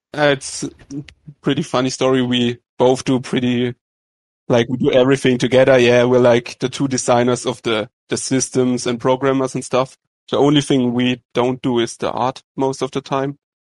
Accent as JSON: {"language": "English", "country": "Germany", "said": "from Germany"}